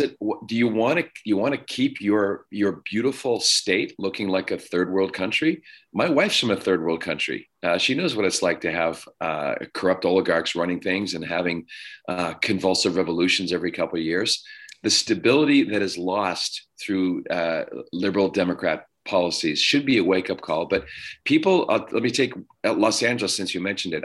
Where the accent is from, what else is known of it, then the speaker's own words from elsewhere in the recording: Ottawa, Ontario, Canada; moved away as an adult; also born or lived in Toronto / Steubenville, Ohio; now in California, United States; I was raised in Canada